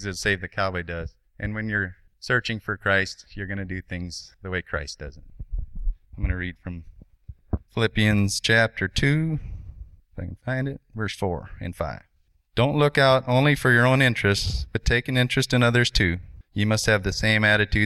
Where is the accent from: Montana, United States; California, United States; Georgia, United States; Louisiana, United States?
Montana, United States; I'm from Montana